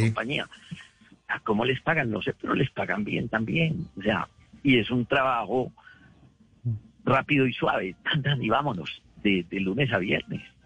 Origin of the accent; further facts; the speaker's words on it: Medellín, Antioquia, Colombia; moved away as an adult; also born or lived in New York, United States; now in Carolina, United States; Yo me crié en Guayaquil